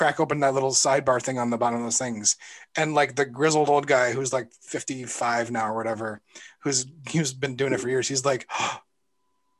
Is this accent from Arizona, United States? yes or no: no; Iowa, United States; the Kmart in my hometown in Iowa when I'm like 10 years old